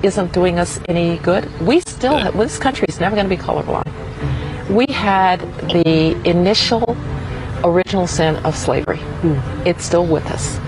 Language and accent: English; Alabama, United States; when I grew up in Jim Crow, Alabama